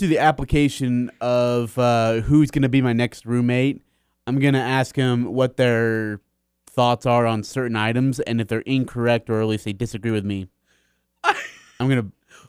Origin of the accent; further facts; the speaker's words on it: Kolkata, West Bengal, India; born there; just because I'm born from Calcutta, India.